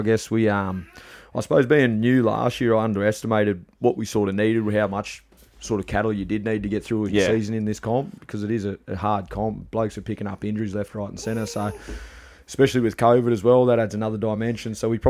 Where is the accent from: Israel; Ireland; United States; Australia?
Australia; Bathurst, New South Wales; I was born in Bathurst.